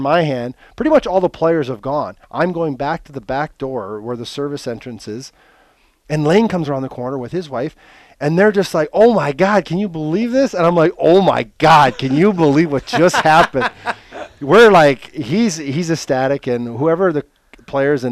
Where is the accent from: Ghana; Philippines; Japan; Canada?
Canada; Midwestern Canada, the Prairies; also born or lived in Portland; now in Milwaukee, United States; I'm Midwestern Canadian